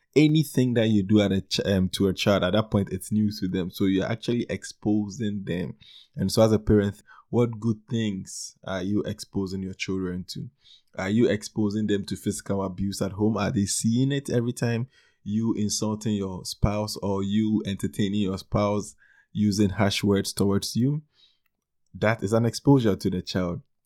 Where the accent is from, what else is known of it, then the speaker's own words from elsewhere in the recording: Ghana; Ghana, my home country in West Africa